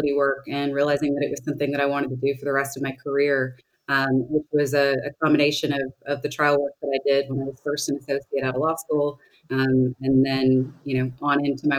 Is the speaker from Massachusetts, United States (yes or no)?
no; Arlington, Tennessee, United States; accent: Southern; So I'm from a town called Arlington, Tennessee, which is right outside of Memphis. I feel like you probably, because you ladies are so nice, you don't hear my Southern accent that comes out when I'm a little nervous